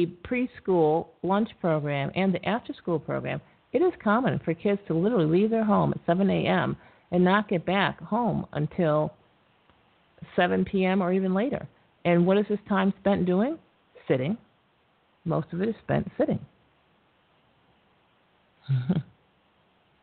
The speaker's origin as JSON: {"language": "English", "region": "New York", "country": "United States", "said": "I'm from New York"}